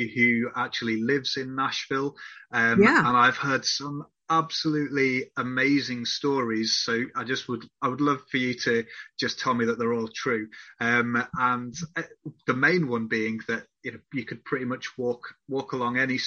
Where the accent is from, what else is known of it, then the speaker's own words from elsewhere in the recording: Whitby, Yorkshire and the Humber, United Kingdom; where I grew up in Whitby.